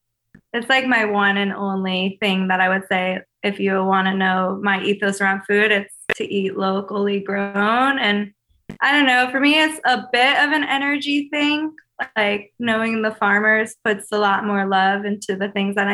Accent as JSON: {"language": "English", "town": "Chicago", "region": "Illinois", "country": "United States", "tie": "born or raised there"}